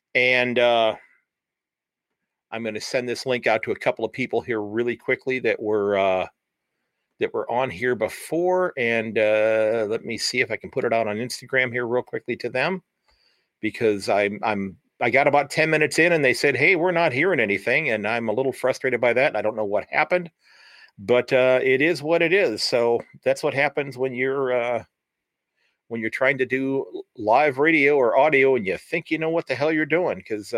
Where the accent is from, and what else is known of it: Sandusky, Ohio, United States